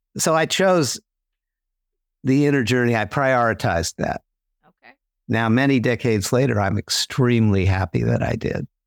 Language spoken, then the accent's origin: English; New York City, New York, United States; I grew up in New York City